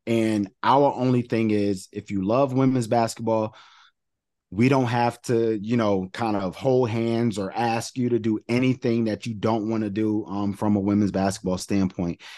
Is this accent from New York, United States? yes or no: yes; New York, United States; I'm from New York